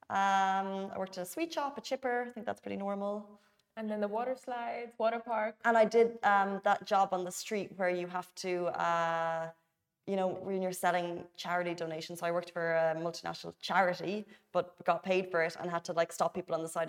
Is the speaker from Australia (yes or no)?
no; Dubai, United Arab Emirates; Dubai. City.